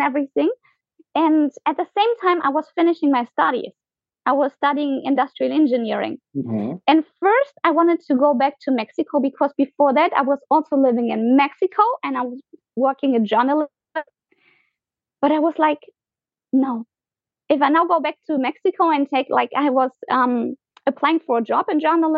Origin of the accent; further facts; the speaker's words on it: Germany; moved away as an adult; also born or lived in Argentina / Colombia; I was born in Germany. I was raised in Germany.